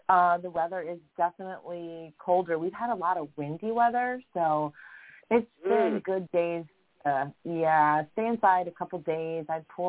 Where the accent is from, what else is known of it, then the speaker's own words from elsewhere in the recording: Florida, United States; moved away; I'm from Florida originally